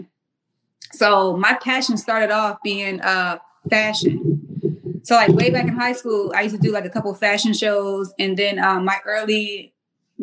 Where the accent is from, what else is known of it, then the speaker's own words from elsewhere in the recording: Mount Pleasant, South Carolina, United States; moved away as an adult; also born or lived in Washington, D.C.; I'm from Charleston, South Carolina